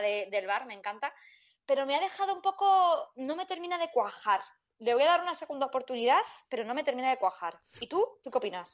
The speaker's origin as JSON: {"language": "Spanish", "town": "Madrid", "region": "Community of Madrid", "country": "Spain", "said": "hablo un poco mal porque soy de Madrid"}